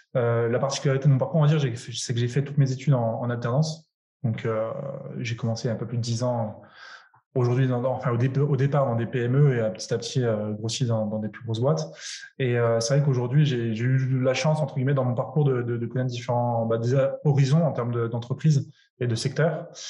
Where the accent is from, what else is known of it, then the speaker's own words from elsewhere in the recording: France; je suis français